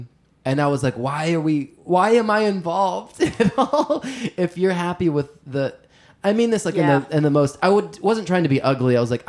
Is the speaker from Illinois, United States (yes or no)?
no; Louisiana, United States; Sexy alligators, because I'm from Louisiana.